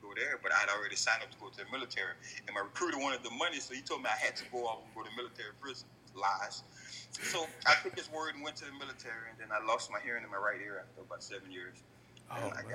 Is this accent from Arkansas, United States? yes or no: no; Lafayette, Louisiana, United States; also born or lived in New Orleans, Louisiana / Los Angeles, California; I was born in Lafayette, Louisiana.